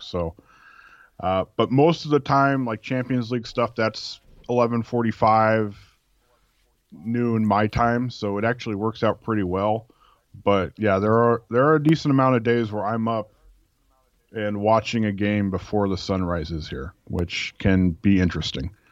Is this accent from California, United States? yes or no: yes; California, United States; now in Oregon, United States; I grew up in California.